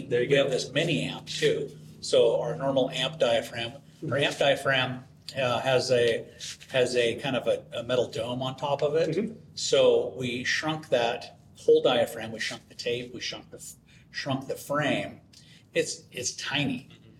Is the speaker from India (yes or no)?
no; Weippe, Idaho, United States; Idaho, north central Idaho.